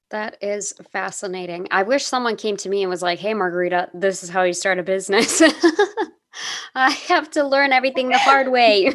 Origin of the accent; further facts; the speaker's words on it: United States; growing up as an American person